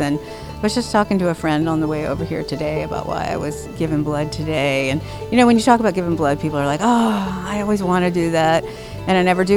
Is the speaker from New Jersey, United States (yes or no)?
no; Miami, Florida, United States; now in Seattle, United States; growing up in Miami